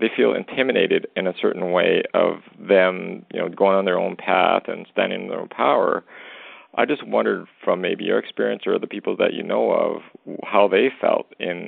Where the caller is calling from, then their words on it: Western Canada, Canada; I'm calling from Western Canada.